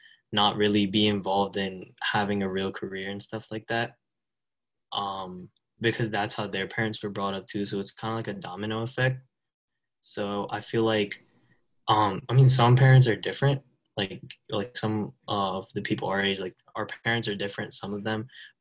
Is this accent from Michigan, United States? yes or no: no; New Jersey, United States; So I'm from New Jersey. I'm 16